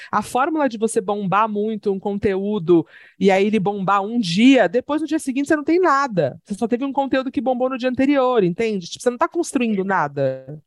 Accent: Santos, São Paulo, Brazil; now in São Paulo, Brazil; E sou de Santos, tenho um cachorro maravilhoso, duas gatas maravilhosas e moro em São Paulo

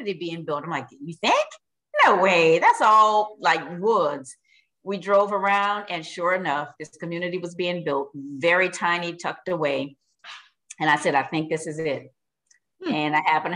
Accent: Louisiana, United States; I'm from Louisiana

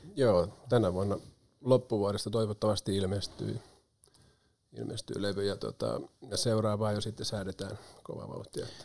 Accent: Pori, Satakunta, Finland; also born or lived in Espoo; mä oon syntynyt itse asiassa Espoon Matinkylässä, mutta se oli sellainen visiitti siellä, kun isä opiskeli siellä silloin, että juuret on syvällä Porissa ja pian palattiin Pori takaisin

